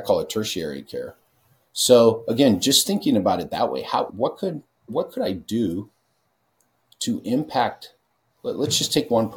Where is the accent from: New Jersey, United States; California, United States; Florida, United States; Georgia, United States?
California, United States; I'm from California.